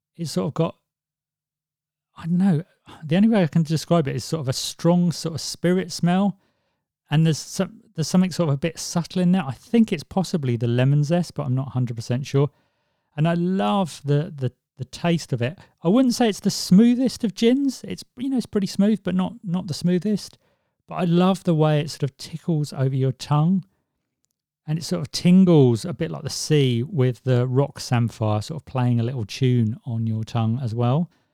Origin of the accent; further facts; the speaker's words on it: Swansea, Wales, United Kingdom; where I was born in Swansea